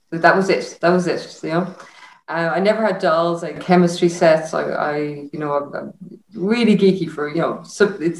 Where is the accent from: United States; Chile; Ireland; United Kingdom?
Ireland; Enniscrone, Connacht; I'm from Enniscrone, across Sligo, from the beach.